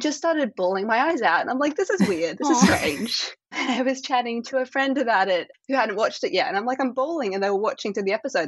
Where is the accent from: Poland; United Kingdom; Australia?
Australia; I'm Australian